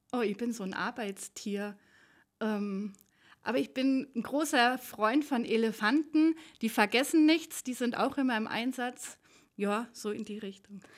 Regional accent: Aachen, North Rhine-Westphalia, Germany; accent: Öcher Platt, Rhenish; now in Allgäu, Germany; ich bin ja keine gebürtige Allgäuerin, sondern komme ähm, aus der Ecke von Aachen, also so das Öscherplatt, das Rheinische

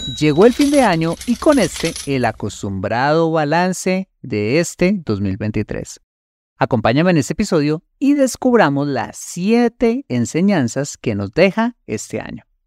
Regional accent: Colombia; los colombianos

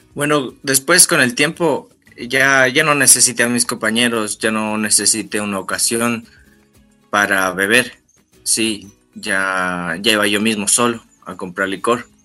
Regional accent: Tulcán, Carchi, Ecuador; yo tengo 24 años. Sí, yo soy de Tulcán

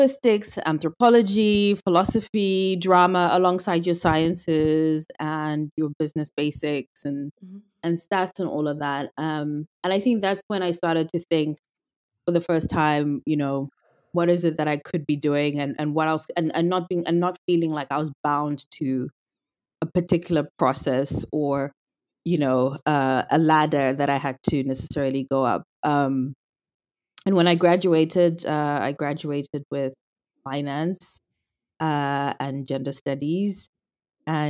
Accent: Zimbabwe; moved away as an adult; I was born and raised in Zimbabwe. I'm Zimbabwean. And lived there my whole life, all through high school

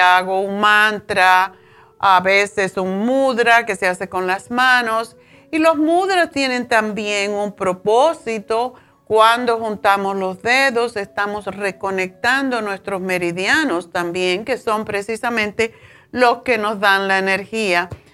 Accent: Tánamo, Holguín, Cuba; moved away; en mi pueblo, yo vivía en un pueblito, mi padre era, como decir, el, jefe del pueblo, porque era la tienda más grande que existía, que no era de él, era del central eh, Tánamo

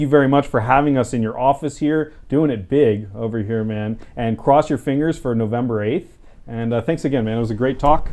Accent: Southern California, United States; I'm a, a lifelong Californian, I was born in Southern California

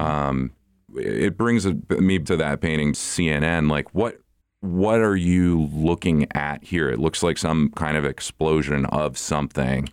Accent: the North, United States; I'm from the North

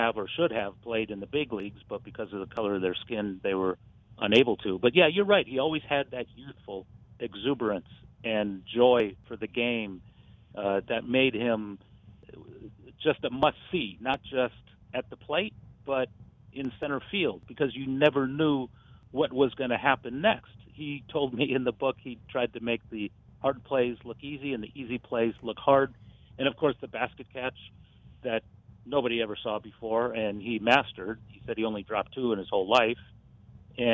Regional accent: Westfield, Alabama, United States; born there; I was born in Westfield, Alabama.

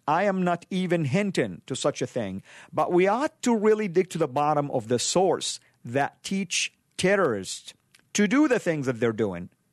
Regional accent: Saudi Arabia; moved away; I grew up in Saudi, the heartland of Isla, uh, land of Islam.

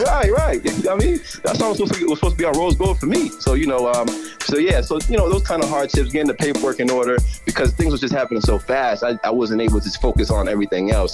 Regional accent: Boston, Massachusetts, United States; also born or lived in Fall River, Massachusetts / Brockton, Massachusetts; So I was born in Boston. I was born in Boston. I, I grew up a little bit in Mattapan

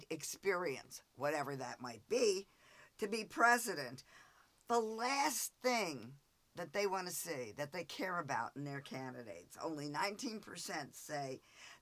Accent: New Jersey, United States; moved away; my home state

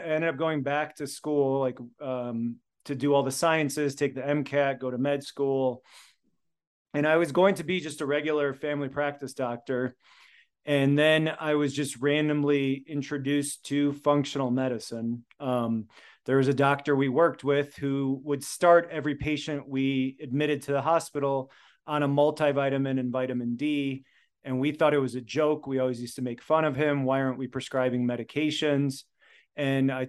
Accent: United States; first language Polish; English is a second language; They're both immigrants from Poland. So I was born in America, first generation. I learned to speak Polish before I learned to speak English

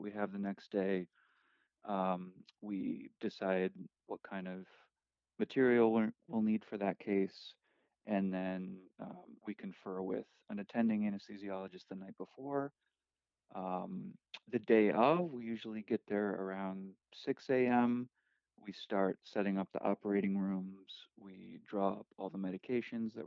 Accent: Chicago, Illinois, United States; I am from Chicago

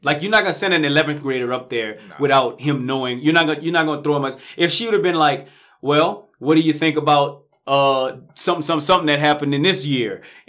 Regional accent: Kentucky, United States; I went to Kentucky. I'm from Kentucky.

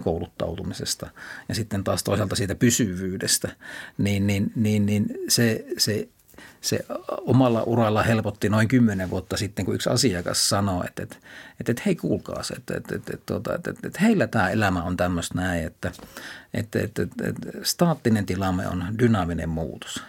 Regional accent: Kuopio, North Savo, Finland; mä menin pienenä poikana Kuopiossa torin vieressä olevaan paikalliskauppaan

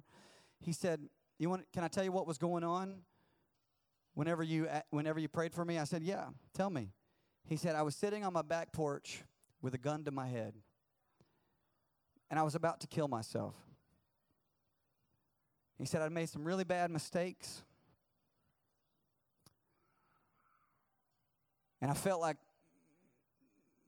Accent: the South, United States; I'm from the South and everybody's a Christian

